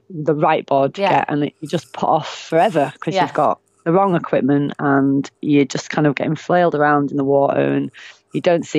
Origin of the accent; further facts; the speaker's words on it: Bradford, Yorkshire and the Humber, United Kingdom; now in Northumberland, United Kingdom; I'm from Bradford